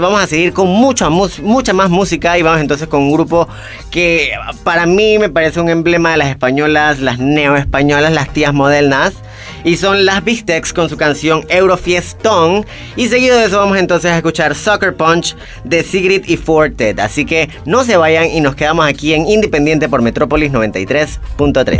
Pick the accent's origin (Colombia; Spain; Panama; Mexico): Panama; lo que somos como panameños y panameñas